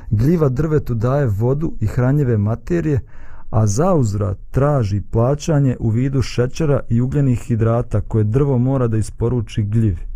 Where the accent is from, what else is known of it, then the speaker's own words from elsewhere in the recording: Bosnia & Herzegovina; Kod nas u Bosni i Hercegovini